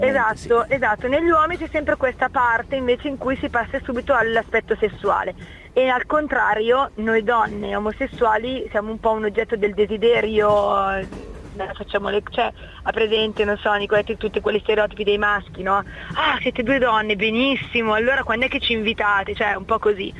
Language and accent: Italian; Milan, Lombardy, Italy; now in Piacenza, Italy; visto che mi sono trasferita, e sono di Milano, mi sono trasferita io a Piacenza